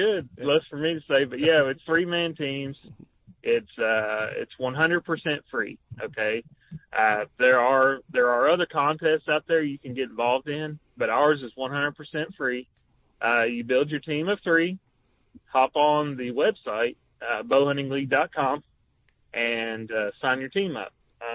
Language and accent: English; Tennessee, United States; moved away as an adult; So, I'm from Tennessee. I moved up to Indiana a little over 6 years ago. I work for the Department of Defense.